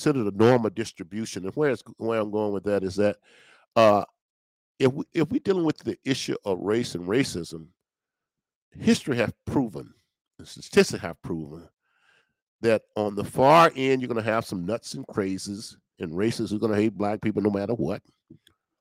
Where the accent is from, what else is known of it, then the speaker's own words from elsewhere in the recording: Natchez, Mississippi, United States; I was born and raised in Natchez, Mississippi